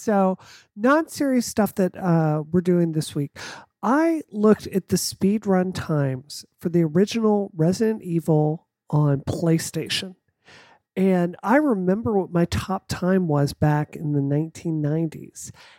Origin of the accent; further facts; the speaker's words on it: the South, United States; because I mean, you know, growing up in the South, I have run into people that really, really, really do believe